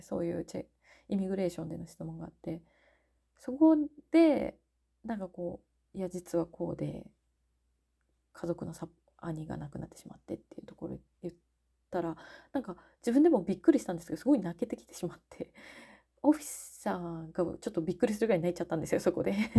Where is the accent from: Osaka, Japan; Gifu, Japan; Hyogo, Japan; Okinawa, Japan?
Gifu, Japan; moved away as an adult; also born or lived in Tokyo, Japan; now in São Paulo, Brazil; 岐阜のあ岐阜県のですね自分の実家の方に身を寄せております